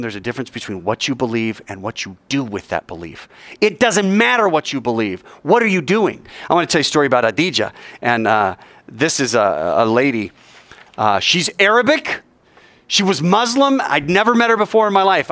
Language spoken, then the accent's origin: English; United States